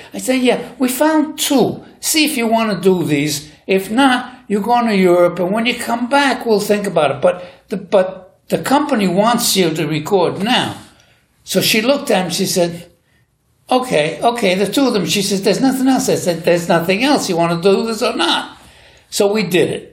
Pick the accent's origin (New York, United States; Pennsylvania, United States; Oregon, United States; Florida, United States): New York, United States; New York City; I was born and brought up in New York City in Hell's Kitchen